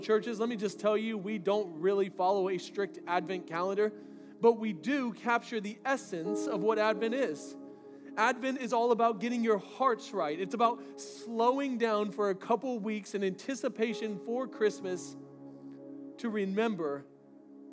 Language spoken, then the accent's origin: English; Florida, United States; moved away; I grew up in Florida